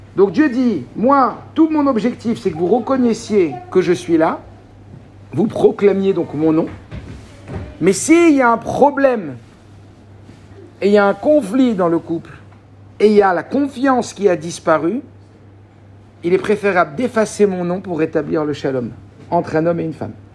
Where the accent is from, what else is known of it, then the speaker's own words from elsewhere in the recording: Morocco; je suis marocain